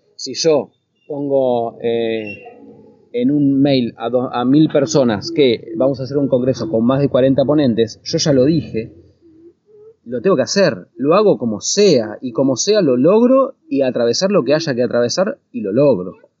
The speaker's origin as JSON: {"language": "Spanish", "country": "Argentina", "moved": "as an adult", "lives_now": "United States", "said": "desde que salimos de Argentina"}